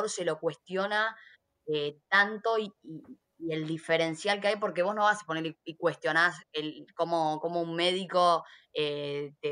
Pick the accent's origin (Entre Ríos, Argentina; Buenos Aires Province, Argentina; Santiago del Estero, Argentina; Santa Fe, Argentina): Buenos Aires Province, Argentina; Haedo; also born or lived in Ramos Mejía / Saavedra, Buenos Aires; Al lado de Morón, soy de Aedo. Sí, sí, soy de, zona oeste. En realidad, hace poco, antes de que empezara la pandemia, me había mudado al barrio de Juji